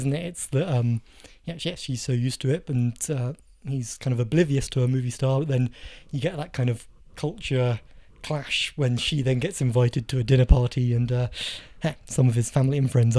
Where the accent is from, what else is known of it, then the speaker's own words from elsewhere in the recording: South of England, United Kingdom; We're two men from the South